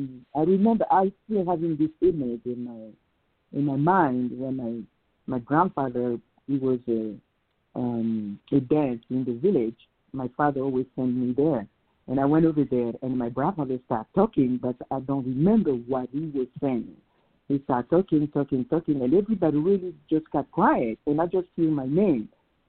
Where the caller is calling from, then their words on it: Salt Lake City, Utah, United States; I'm calling you from Salt Lake City, Utah.